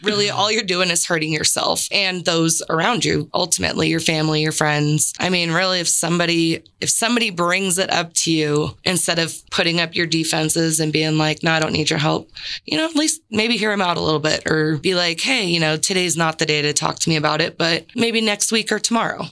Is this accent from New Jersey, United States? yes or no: no; San Diego, California, United States; moved away; I'm originally from San Diego